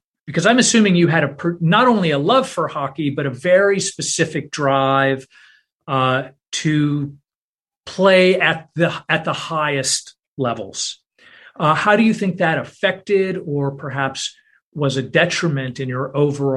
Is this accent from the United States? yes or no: yes; Southern California, United States; I'm from Southern California